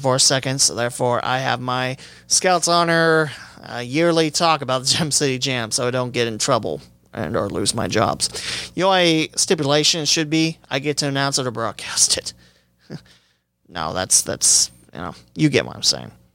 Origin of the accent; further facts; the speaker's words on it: West Alexandria, Ohio, United States; I come from West Alexandria, Ohio. It's a little town of a thousand people.